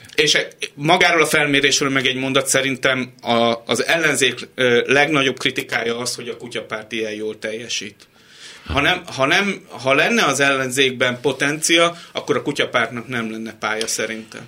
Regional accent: Hungary; magyarok vagyunk

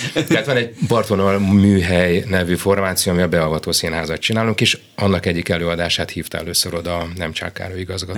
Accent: Budapest, Hungary; also born or lived in Kaposvár / Zalaegerszeg / Szeged / Szolnok; Én mindig azt mondtam, hogy Pesti vagyok

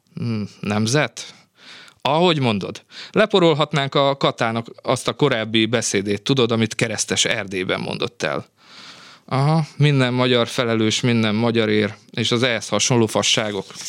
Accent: Vojvodina, Serbia; accent: Vojvodina Hungarian; first language Hungarian (Vojvodina variety); moved away as an adult; also born or lived in Novi Sad; now in Hungary; Tehát mondhatnám ezt, hogy a vajdasági magyar az én anyanyelvem

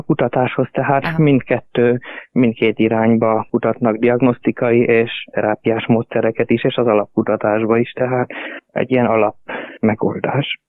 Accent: Hungary; now in Graz, Austria; mivel én magyar származású vagyok, és igazából magyarként szocializálódtam, tehát magyarnak vallom magam

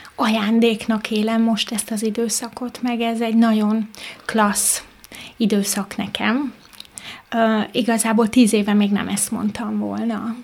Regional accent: Mezőlak, Veszprém County, Hungary; also born or lived in Pápa; Pápán születtem, de egy kis faluban mezőlakon éltem.

